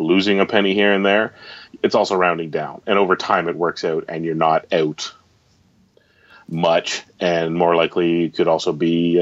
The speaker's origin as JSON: {"language": "English", "country": "Canada", "said": "being a Canadian"}